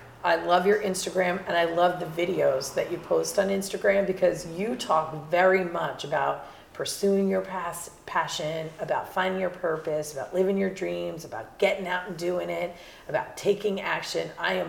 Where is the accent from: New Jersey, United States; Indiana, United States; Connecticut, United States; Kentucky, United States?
New Jersey, United States; I'm from New Jersey.